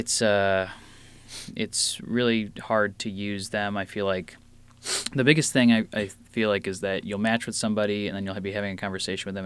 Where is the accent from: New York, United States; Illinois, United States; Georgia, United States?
Illinois, United States; Frankfort; also born or lived in Blue Island, Illinois / Chicago; I grew up in the southwest suburbs of Frankfort, Illinois, and then went to college at Columbia, Chicago.